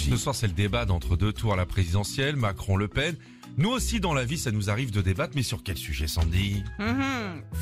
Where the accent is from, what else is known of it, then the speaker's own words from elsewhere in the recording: Grand Est, France; Ah bah chez moi, dans la Marne, c'est quatre.